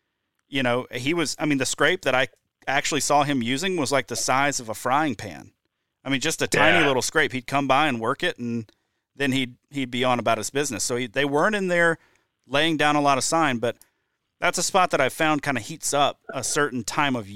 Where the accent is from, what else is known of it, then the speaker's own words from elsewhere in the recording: Deep South, United States; now in Wisconsin, United States; I grew up in the Deep South